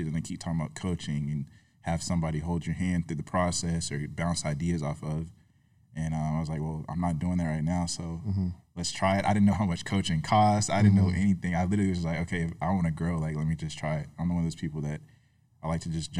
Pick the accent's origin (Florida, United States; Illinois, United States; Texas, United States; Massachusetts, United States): Florida, United States; Tallahassee; moved away as an adult; born and raised in Tallahassee